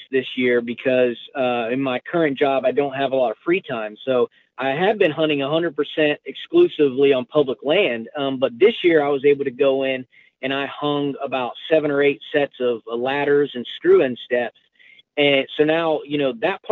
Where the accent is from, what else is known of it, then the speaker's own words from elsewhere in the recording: Pensacola, Florida, United States; moved away as an adult; also born or lived in Colorado; I grew up in Pensacola, Florida